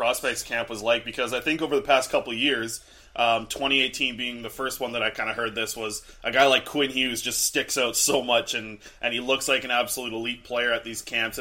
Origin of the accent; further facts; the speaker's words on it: Vancouver Island, British Columbia, Canada; I'm actually from Vancouver Island as well